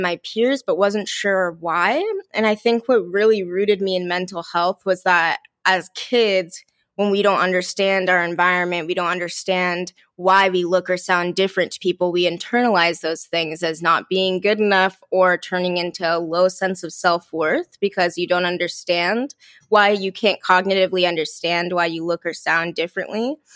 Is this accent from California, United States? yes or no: yes; Mountain View, California, United States; I was born and raised in Mountain View